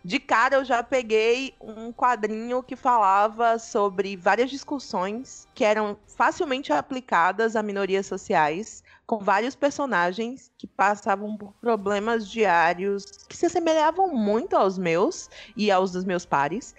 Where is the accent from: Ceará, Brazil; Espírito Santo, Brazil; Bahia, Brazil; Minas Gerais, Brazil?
Bahia, Brazil; Salvador; eu sou de Salvador, né? Ah, nascida e criada boa parte do tempo aqui